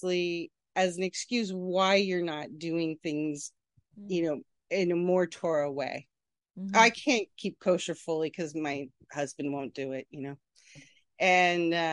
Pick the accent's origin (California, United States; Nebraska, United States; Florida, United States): Nebraska, United States; also born or lived in Kansas City; now in Far Rockaway, United States; I grew up in Nebraska